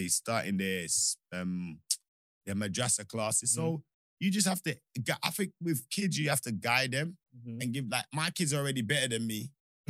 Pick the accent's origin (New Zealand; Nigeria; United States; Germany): Nigeria; moved away; I grew up in Nigeria.